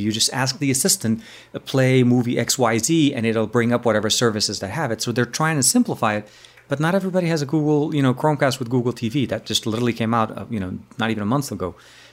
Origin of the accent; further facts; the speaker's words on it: Lebanon; moved away; my home country, Lebanon.